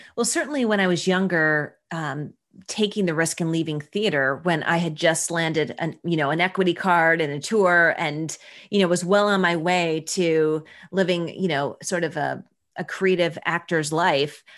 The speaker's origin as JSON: {"language": "English", "town": "Buffalo", "region": "New York", "country": "United States", "said": "I'm from Buffalo, New York"}